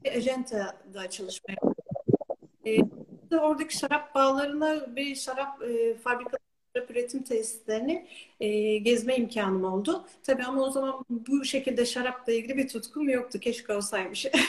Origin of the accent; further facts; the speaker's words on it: İzmir, Turkey; also born or lived in Istanbul / New Zealand; İzmir'de doğdum, büyüdüm